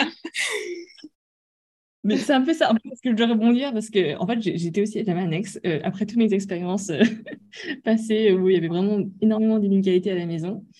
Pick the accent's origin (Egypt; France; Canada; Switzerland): France; moved away as an adult; now in Hong Kong; je suis française d'origine asiatique